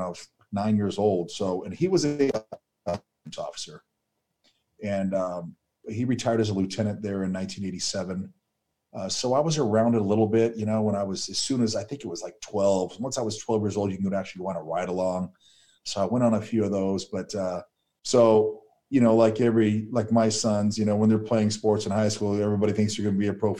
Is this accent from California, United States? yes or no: yes; Chino Hills, California, United States; also born or lived in La Habra, California; I grew up in Chino Hills area.